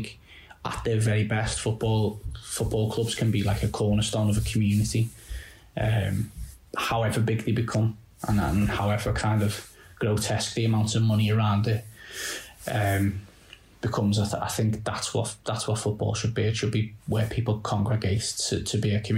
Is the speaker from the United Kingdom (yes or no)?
yes; just outside Liverpool, North West England, United Kingdom; I'm from just outside, and from a new town